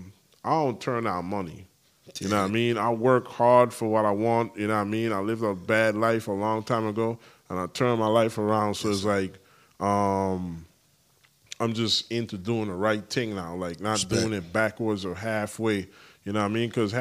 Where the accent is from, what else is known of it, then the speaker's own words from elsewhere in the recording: U.S. Virgin Islands; accent: island accent; moved away; also born or lived in California; The U.S. Virgin Islands, shout out my hometown